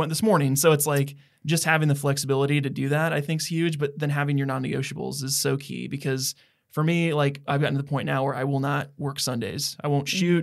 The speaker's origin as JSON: {"language": "English", "town": "Donaldson", "country": "United States", "said": "their original house in Donaldson where we're from"}